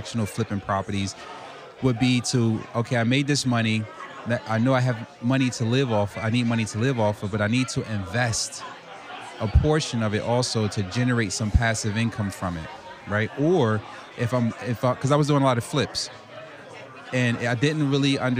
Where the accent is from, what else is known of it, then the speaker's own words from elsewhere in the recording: Newark, New Jersey, United States; I'm from Newark, New Jersey, so I kind of grew up in the hood.